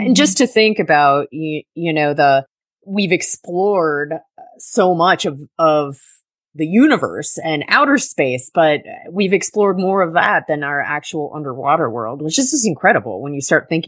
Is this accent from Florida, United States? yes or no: yes; Summerland Key, Florida, United States; also born or lived in Duluth, Minnesota; I grew up on Summerland Key